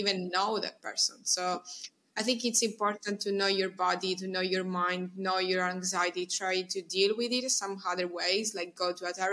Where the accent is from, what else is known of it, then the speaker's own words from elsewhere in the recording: Messina, Sicily, Italy; English is a second language; moved away as an adult; also born or lived in Cambridge / Milan; our hometown, like in Messina